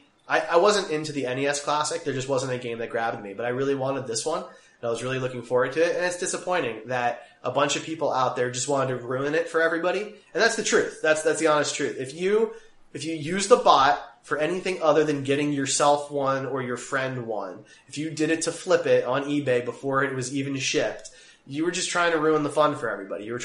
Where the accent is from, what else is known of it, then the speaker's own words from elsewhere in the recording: Kansas City, Missouri, United States; we're from Kansas City